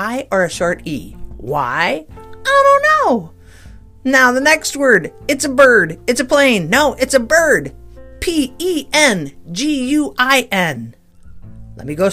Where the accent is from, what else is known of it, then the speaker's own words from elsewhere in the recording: Midwest, United States; I'm an American, so, and a Midwesterner